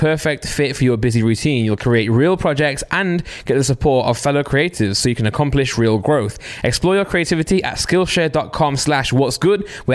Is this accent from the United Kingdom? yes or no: yes; Nottingham, East Midlands, United Kingdom; I'm from Nottingham. My accent's a bit weird